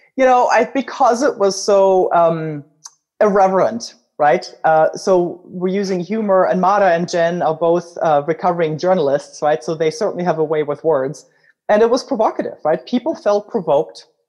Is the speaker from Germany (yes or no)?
yes; Germany; accent: German; English is a second language; now in United States; as you can tell from my accent, I'm originally German